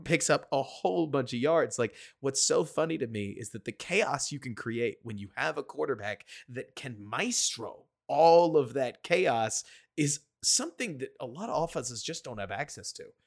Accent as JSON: {"language": "English", "town": "Dallas", "region": "Texas", "country": "United States", "said": "I'm from Dallas"}